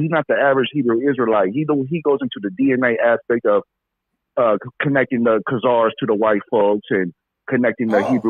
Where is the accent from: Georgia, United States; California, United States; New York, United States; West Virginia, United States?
California, United States; Moreno Valley; Like I said, I'm from Reno Valley, California.